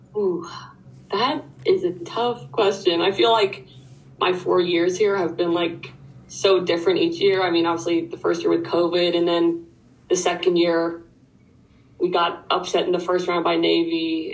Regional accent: Dublin, Leinster, Ireland; moved away as an adult; now in United States; I'm from Ireland. I grew up in Dublin, which is the capital. Um, I moved to the US when I was 18

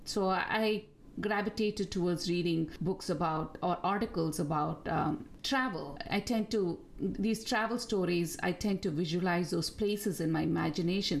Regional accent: Bangalore, Karnataka, India; first language Tamil; English is a second language; moved away as an adult; also born or lived in Delhi, India / Geneva, Switzerland; now in New Jersey, United States; I was actually born in Delhi and grew up in Bangalore in India

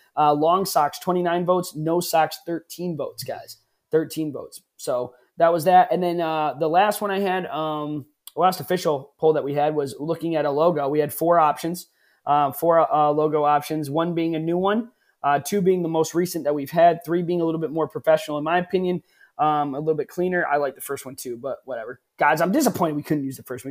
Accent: New England, United States; We grew up in New England

